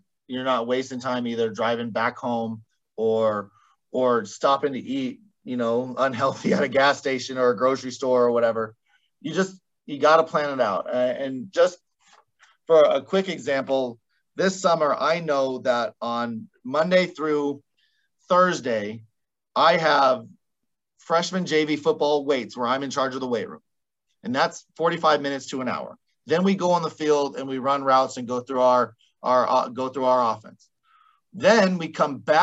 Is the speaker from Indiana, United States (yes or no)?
no; Caldwell, Idaho, United States; the College of Idaho right here next to my hometown